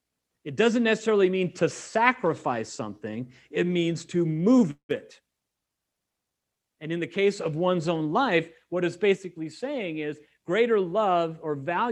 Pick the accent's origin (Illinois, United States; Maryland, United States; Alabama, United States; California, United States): California, United States; I mean, I came from California.